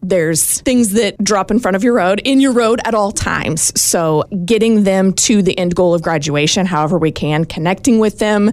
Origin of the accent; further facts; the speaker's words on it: Rockville, Indiana, United States; I'm from Rockville